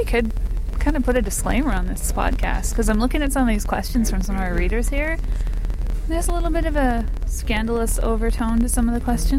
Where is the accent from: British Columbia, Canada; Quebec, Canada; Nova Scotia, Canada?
British Columbia, Canada; Vancouver Island; whatever you want to go by. I'm from Vancouver Island